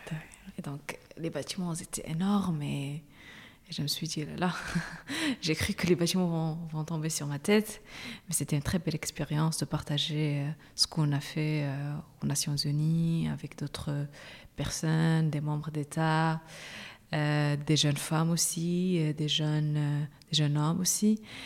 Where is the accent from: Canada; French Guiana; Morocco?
Morocco; Agadir, Souss-Massa; moved away as an adult; also born or lived in Rabat, Morocco / France; now in Brussels, Belgium; je suis marocaine, je suis née à Agadir